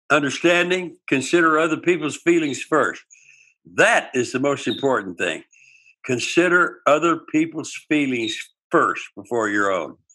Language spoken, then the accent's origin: English; United States; I'm Native American. I got that blood, and I'm a Native American.